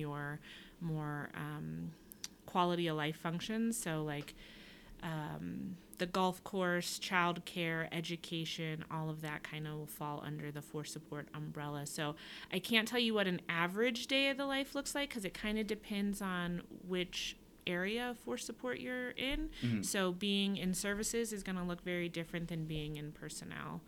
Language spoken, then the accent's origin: English; Charleston, South Carolina, United States; I am originally from Charleston, South Carolina